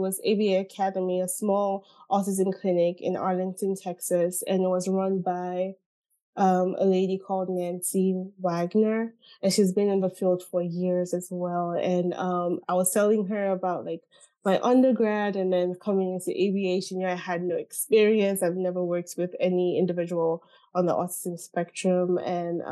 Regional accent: Nigeria; moved away; I grew up in Nigeria, spent my whole life in Nigeria

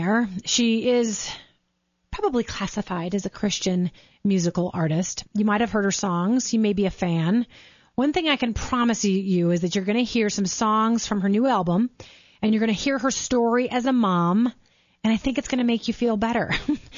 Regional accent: Minnesota, United States; moved away as an adult; now in Denver, United States; Sarah and I have the similar background, but we're both from Minnesota

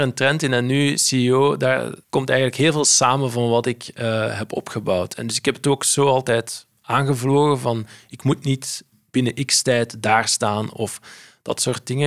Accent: Flanders, Belgium; ik zeg handelaar als Belg, als Vlaming

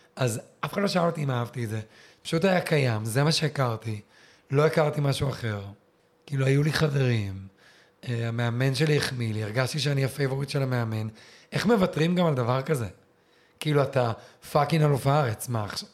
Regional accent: southern Israel, Israel; אצלנו בדרום

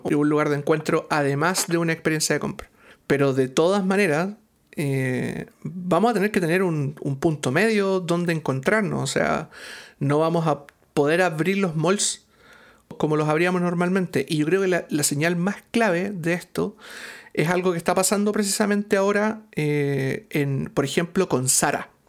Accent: Chile; no solo como chilenos, sino que como latinoamericanos

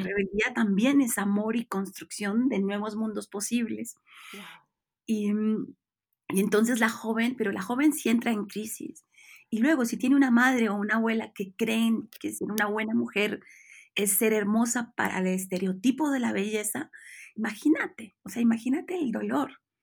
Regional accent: Bucaramanga, Santander, Colombia; moved away as an adult; now in Mexico; yo soy colombiana, nací en Bucaramanga

